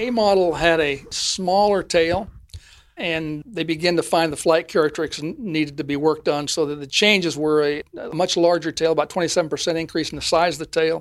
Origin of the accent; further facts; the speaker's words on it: Ogden, Utah, United States; moved away; I'm from Ogden, Utah